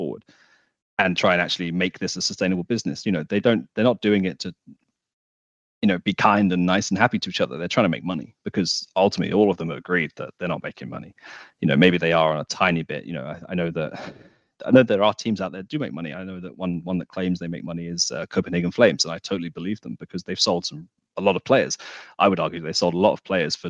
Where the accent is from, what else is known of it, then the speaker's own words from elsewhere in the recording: United Kingdom; I'm British